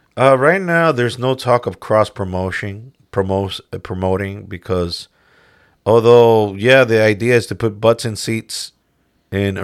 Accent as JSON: {"language": "English", "region": "New York", "country": "United States", "said": "we're both from New York"}